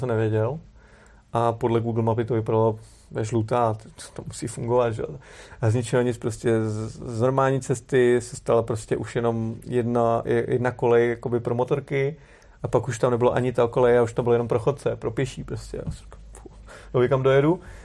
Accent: Czechia

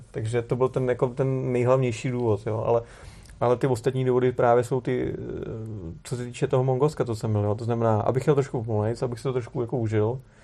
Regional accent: Czechia

